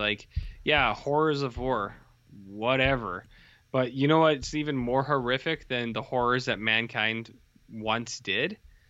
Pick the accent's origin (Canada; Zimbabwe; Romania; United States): Canada; because I'm Canadian, so I'm allowed.